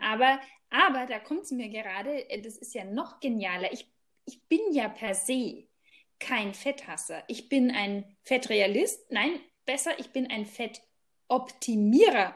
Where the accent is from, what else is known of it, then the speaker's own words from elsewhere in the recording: Germany; bei uns in Deutschland